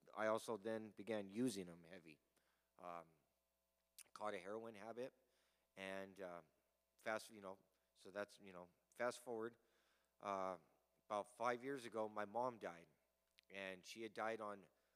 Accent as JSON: {"language": "English", "town": "Pueblo", "region": "Colorado", "country": "United States", "said": "I'm from Pueblo, Colorado"}